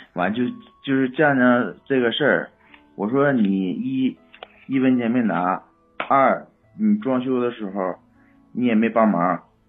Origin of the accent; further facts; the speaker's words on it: Inner Mongolia, China; moved away; also born or lived in Mohe, Heilongjiang; 那会儿是在老家，我老家是内蒙的，内蒙那个，我妈他们也搁那边儿